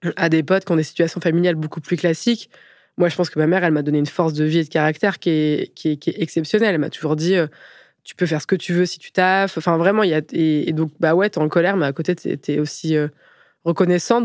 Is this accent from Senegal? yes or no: no; Picardy, Aisne, Hauts-de-France, France; moved away; also born or lived in Paris; je suis née en Picardie, dans l'Aisne